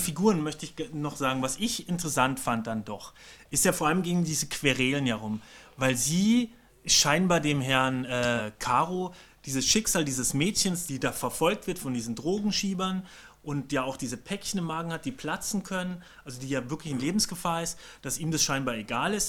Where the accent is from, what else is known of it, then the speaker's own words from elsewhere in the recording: Bavaria, Germany; ich komme ja aus Bayern